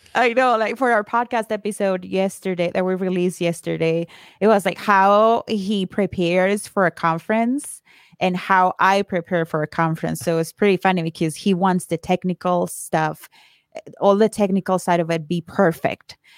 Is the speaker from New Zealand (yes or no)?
no; Colombia; moved away as an adult; now in United States; I am from Colombia. I moved here to the States fifteen years ago